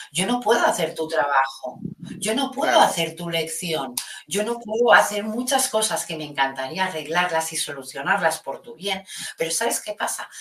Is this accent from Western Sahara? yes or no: no; Spain